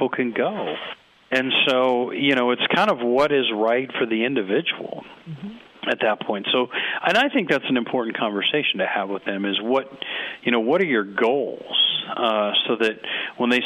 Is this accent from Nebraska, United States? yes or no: yes; Nebraska, United States; I'm from Nebraska